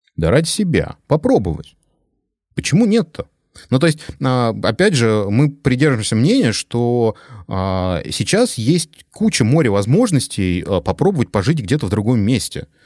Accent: Moscow Oblast, Russia; moved away as an adult; now in Tyrol, Austria; Я да, из Подмосковья, из ближайшего

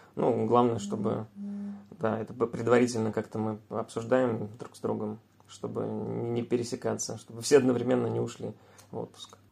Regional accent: Samara, Samara Oblast, Russia; мы вообще сами из Самары

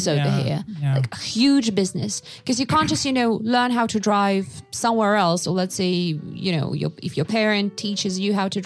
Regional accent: Novosibirsk, Novosibirsk Oblast, Russia; moved away as an adult; now in Massachusetts, United States; I'm from Russia.

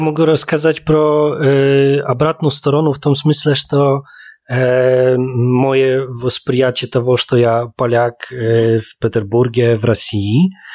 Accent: Poland; now in Saint Petersburg, Russia; как поляк, в Питере, чувствую себя очень комфортно

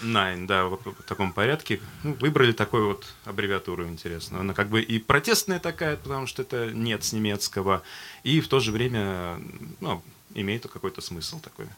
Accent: Astrakhan, Astrakhan Oblast, Russia; мне 30 лет. А, я коренной астраханец.

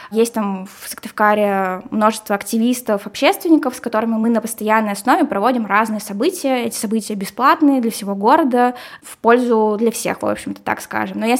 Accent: Kirov, Kirov Oblast, Russia; now in Syktyvkar, Russia; Вот я здесь э, нахожусь, э, я вообще из Кирова сюда приехала

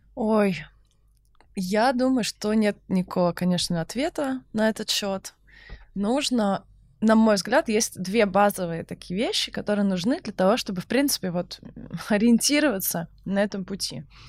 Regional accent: Saint Petersburg, Russia; Я просто из Санкт-Петербурга

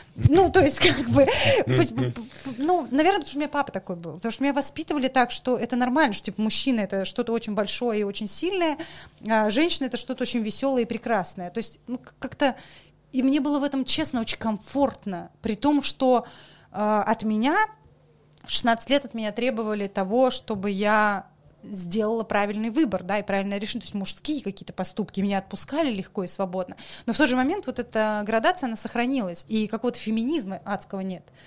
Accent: Saint Petersburg, Russia; moved away as an adult; also born or lived in Kaliningrad / Moscow / Dagestan; Я вообще петербурженка, э, вообще вот максимальная, насколько это возможно

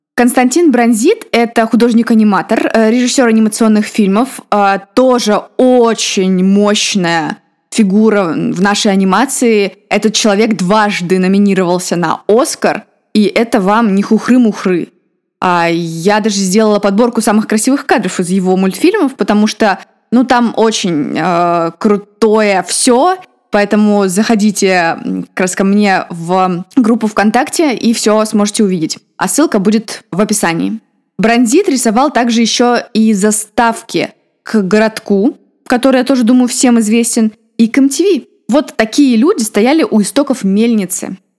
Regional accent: Rostov, Yaroslavl Oblast, Russia; Мы с ним земляки. Я родом из Ростова Великого

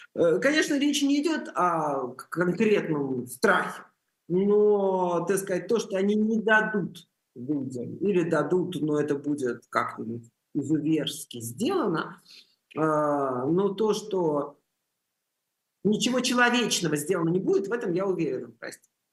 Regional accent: Russia; moved away; Я из России

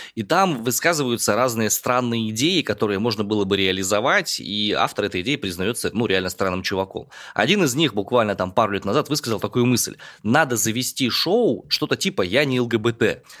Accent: Omsk, Omsk Oblast, Russia; родом из Омска

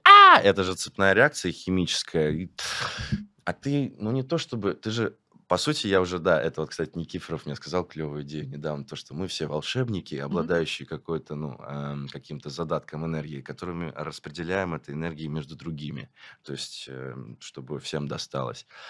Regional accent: Chelyabinsk, Chelyabinsk Oblast, Russia; moved away; я не в своем городе. Угу. Я как бы из Челябинска

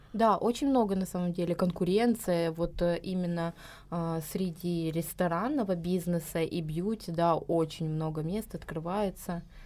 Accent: a stanitsa in Krasnodar Krai, Russia; moved away as an adult; now in Georgia; родилась в Станице в Краснодарском крае

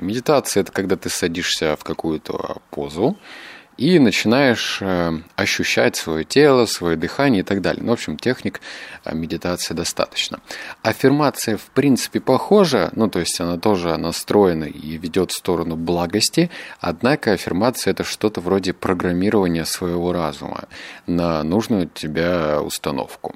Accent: Novosibirsk, Novosibirsk Oblast, Russia; я обычный парень из Новосибирска

